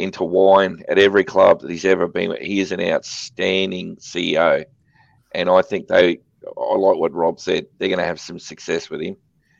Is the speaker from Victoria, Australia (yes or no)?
no; Brisbane, Queensland, Australia; moved away; I'm originally from Brisbane.